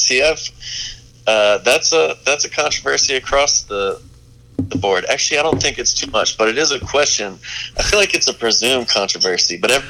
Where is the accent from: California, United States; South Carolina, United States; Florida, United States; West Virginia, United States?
South Carolina, United States; North Myrtle Beach; I'm originally from North Myrtle Beach, 30 minutes north of what most people think of the Myrtle Beach Strip.